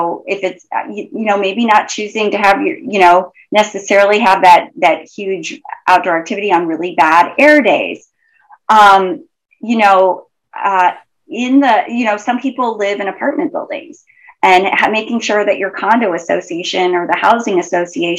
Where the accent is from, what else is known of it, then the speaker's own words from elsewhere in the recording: Idaho, United States; I grew up in Idaho